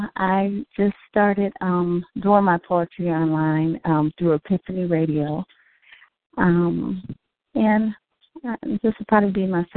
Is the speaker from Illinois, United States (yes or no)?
yes; Chicago, Illinois, United States; I'm from Chicago, Illinois.